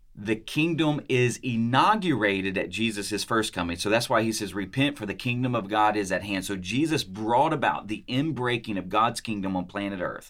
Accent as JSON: {"language": "English", "town": "Munford", "region": "Tennessee", "country": "United States", "moved": "yes", "said": "I'm from Mumford, Tennessee"}